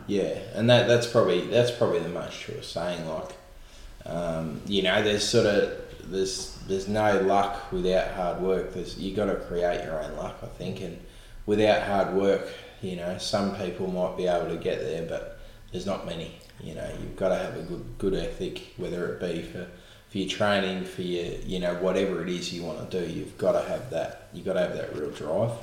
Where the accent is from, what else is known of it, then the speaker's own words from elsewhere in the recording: Echuca, Victoria, Australia; also born or lived in Rochester, Victoria; born and bred in Chuka